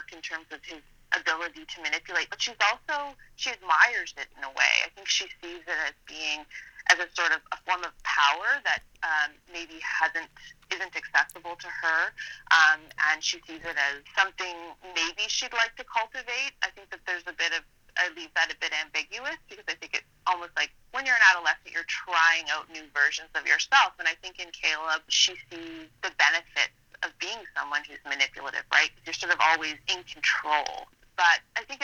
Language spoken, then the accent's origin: English; Annapolis Valley, Nova Scotia, Canada; moved away; I'm from the Annapolis Valley where the book is set, but then I did end up moving away.